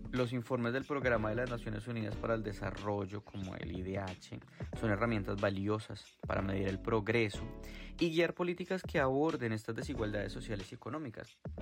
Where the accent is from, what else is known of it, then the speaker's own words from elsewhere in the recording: Colombia; moved away; soy de Colombia